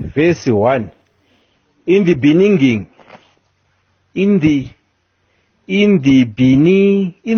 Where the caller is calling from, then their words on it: El Centro, California, United States; I'm calling from El Centro